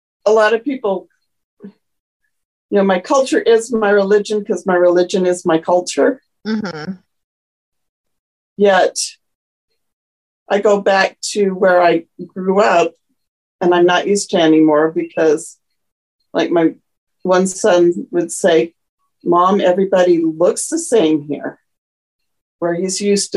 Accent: United States; also born or lived in Japan / Germany; I'm truly American because I'm very a mixed pot

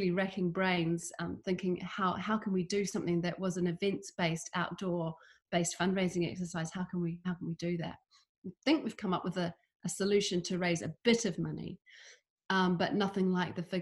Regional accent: New Zealand; moved away; also born or lived in London / Edinburgh; I grew up in New Zealand

